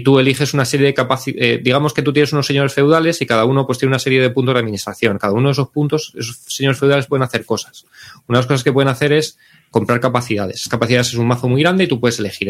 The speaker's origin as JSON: {"language": "Spanish", "town": "Medinaceli", "region": "Castile and León", "country": "Spain", "tie": "born or raised there", "said": "Medinaceli, que es mi pueblo"}